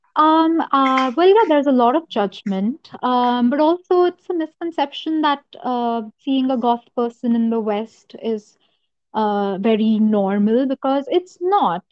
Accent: Noida, Uttar Pradesh, India; also born or lived in Lucknow, India / Jaipur, India; I'm from Noida and it's very hot here.

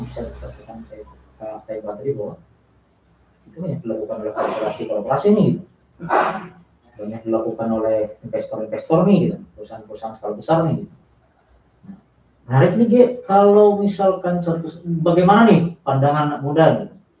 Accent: Bali, Indonesia; now in Palangkaraya, Indonesia; dari daerah saya di daerah Bali sana

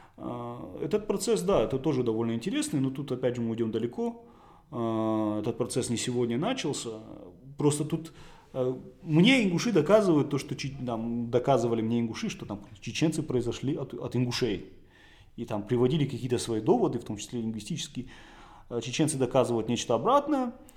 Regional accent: Beslan, North Ossetia–Alania, Russia; я сам практически из такого же места, я из Беслана

